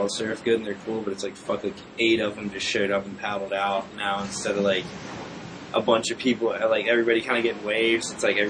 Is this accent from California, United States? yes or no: no; Virginia Beach, Virginia, United States; Well, in Virginia, it's Virginia Beach, but it's called Pongo.